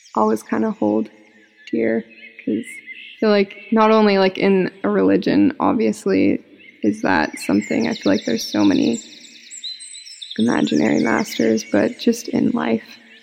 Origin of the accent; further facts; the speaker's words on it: Utah, United States; moved away; I was from Utah